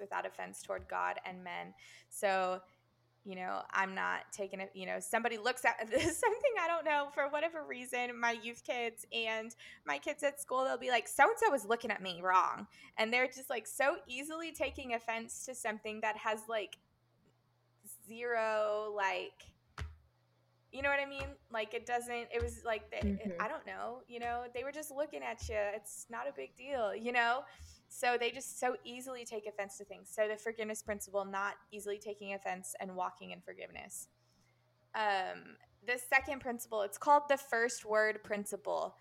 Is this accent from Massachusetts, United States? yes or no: no; Harlingen, Texas, United States; now in Paris, France; I grew up in Christian Fellowship Church Harlingen in the Rio Grande Valley, and now I live in Paris